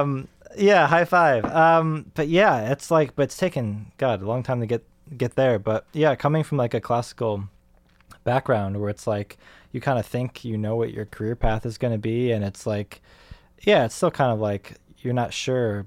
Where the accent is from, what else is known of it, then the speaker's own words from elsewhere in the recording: Rochester, New York, United States; moved away; I grew up in Rochester, New York